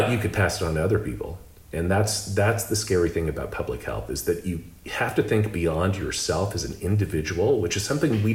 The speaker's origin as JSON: {"language": "English", "town": "Lubbock", "region": "Texas", "country": "United States", "tie": "born or raised there", "also_born_or_lived": "Austin, Texas / Boston / Singapore", "moved": "yes", "said": "I grew up in Lubbock, Texas"}